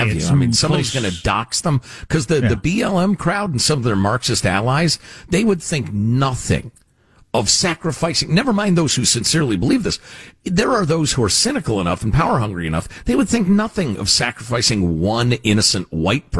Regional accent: United States; as an American

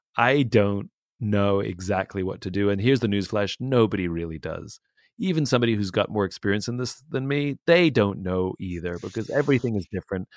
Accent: England, United Kingdom; moved away; I'm originally from England

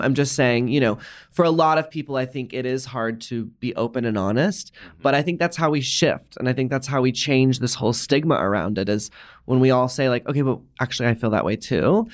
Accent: the South, United States; I grew up in the South

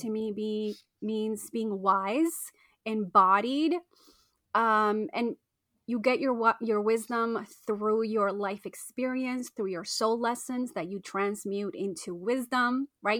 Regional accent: Argentina; I was born in Argentina

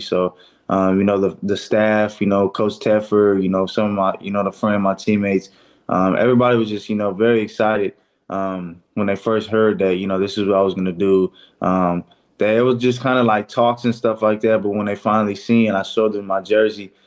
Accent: Fresno, California, United States; my hometown, the Fresno area

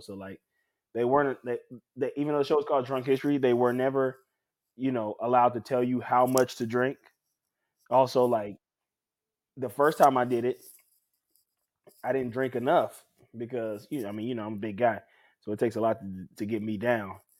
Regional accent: New Orleans, Louisiana, United States; my hometown

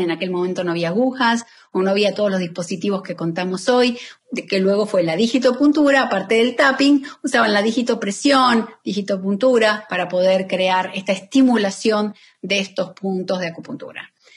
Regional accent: Argentina; moved away as an adult; now in Miami, United States; yo soy argentina, pero vivo en Miami hace más de 17 años

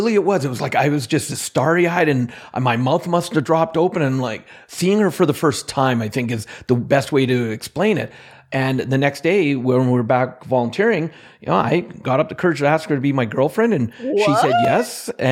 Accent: Alberta, Canada; Well, yeah, see, because I'm Canadian, I think you have the accent, but I am from Central Alberta in Canada.

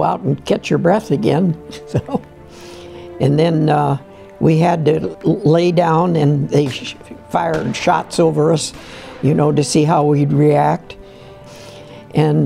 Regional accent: Canton, Ohio, United States; I'm from Canton, Ohio. I was born in 10/11/23. And my mother and dad had a restaurant in downtown Canton, and we had a hotel up above the restaurant, and that's where I was raised

